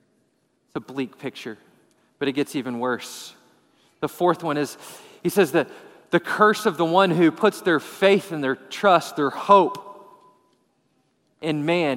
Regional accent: Texas, United States; We're from West Texas. We don't cut down trees. Right? You don't cut down trees when you're from West Texas, right?

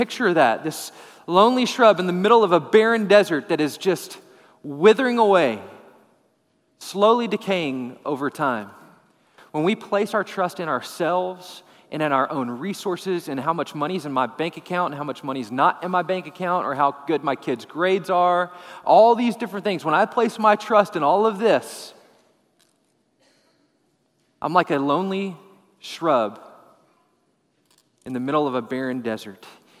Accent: Texas, United States; We're from West Texas. We don't cut down trees. Right? You don't cut down trees when you're from West Texas, right?

